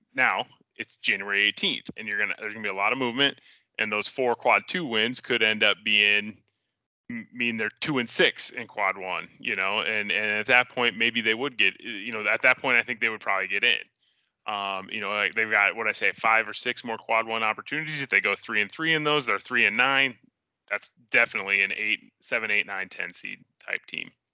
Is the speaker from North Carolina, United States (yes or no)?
no; Central Iowa, United States; growing up in Central Iowa